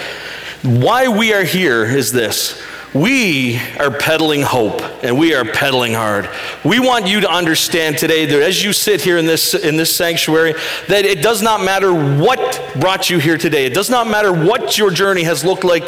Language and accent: English; Western Prince Edward Island, Canada; I grew up on Western PEI